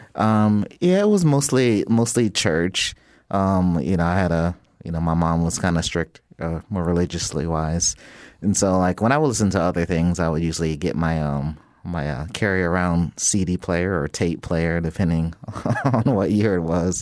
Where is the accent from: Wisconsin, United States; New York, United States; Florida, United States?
Florida, United States; Jacksonville; I, I grew up in Jacksonville, Florida